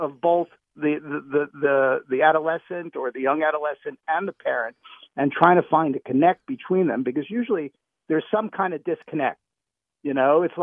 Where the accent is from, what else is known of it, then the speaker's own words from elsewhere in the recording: New York City, New York, United States; I grew up in New York